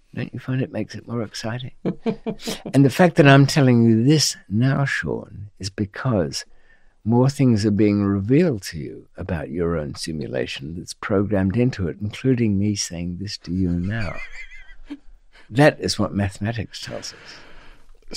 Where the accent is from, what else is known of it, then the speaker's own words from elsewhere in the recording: Australia; being Australian